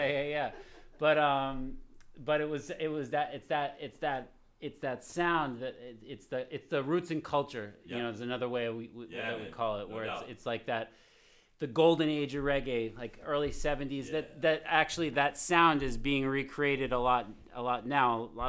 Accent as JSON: {"language": "English", "town": "Cape Cod", "region": "Massachusetts", "country": "United States", "said": "I am from here for sure"}